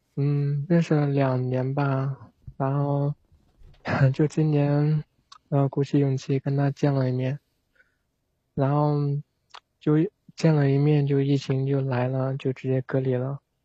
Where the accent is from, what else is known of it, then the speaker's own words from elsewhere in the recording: Zhejiang, China; 我是浙江的